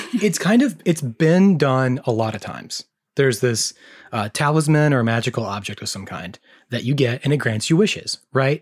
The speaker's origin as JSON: {"language": "English", "region": "American South", "country": "United States", "said": "we're from the American South"}